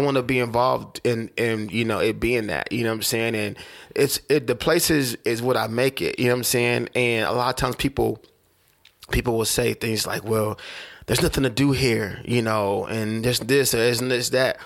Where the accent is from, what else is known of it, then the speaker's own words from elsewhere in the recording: Oklahoma City, Oklahoma, United States; I'm from Oklahoma